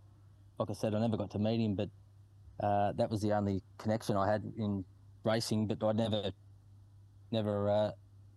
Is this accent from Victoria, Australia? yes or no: yes; Colac, Victoria, Australia; where I grew up in Colac